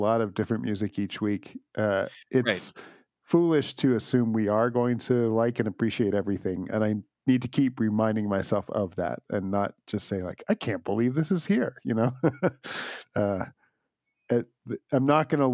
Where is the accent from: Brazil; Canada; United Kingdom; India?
Canada; for me as a Canadian